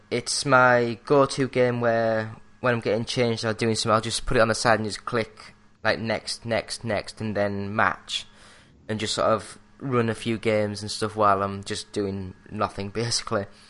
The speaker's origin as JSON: {"language": "English", "region": "England", "country": "United Kingdom", "said": "I'm English"}